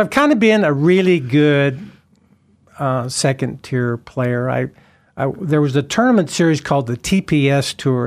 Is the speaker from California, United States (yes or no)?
no; Twin Falls, Idaho, United States; I grew up playing golf in Twin Falls, Idaho, the Muni